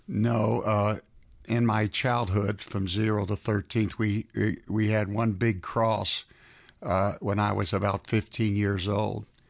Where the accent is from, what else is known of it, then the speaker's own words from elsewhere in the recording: South Florida, United States; now in Atlanta, United States; I was raised in South Florida